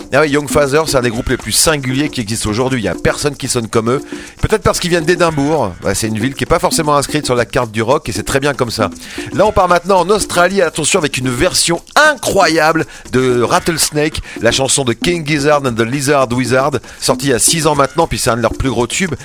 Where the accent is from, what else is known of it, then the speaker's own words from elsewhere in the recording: Paris, Île-de-France, France; accent: Parisian; now in Switzerland; avec mon accent parisien